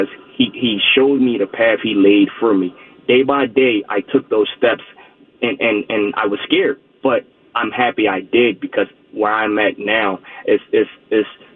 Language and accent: English; Philadelphia, Pennsylvania, United States; born and raised in Philadelphia